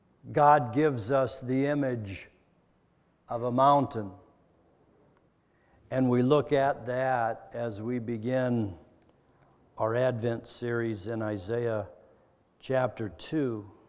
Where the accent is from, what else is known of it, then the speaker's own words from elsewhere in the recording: Denver, Colorado, United States; Colorado Rockies. That's where I'm from. I was born in Denver. And I didn't spend much time there.